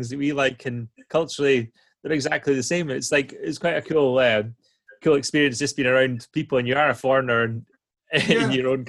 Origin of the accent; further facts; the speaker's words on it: Angus, Scotland, United Kingdom; I am a proper country bumpkin. I was born in Angus, proper Tuchter type stuff.